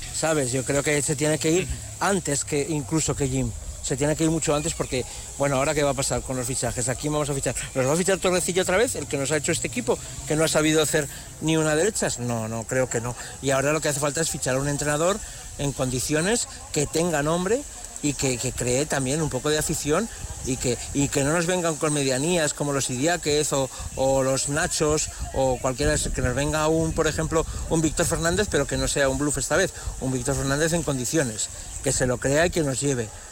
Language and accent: Spanish; Aragon, Spain; soy maño aragonés hasta, hasta la médula